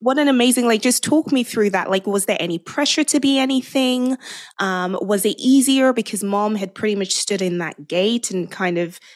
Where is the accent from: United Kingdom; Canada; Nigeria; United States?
Nigeria; moved away; I grew up in Nigeria. I'm fully Nigerian.